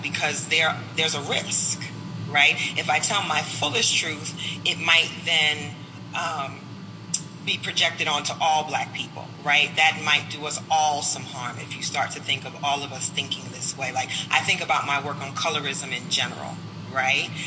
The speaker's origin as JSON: {"language": "English", "country": "United States", "tie": "born or raised there", "said": "I was born and raised in this country"}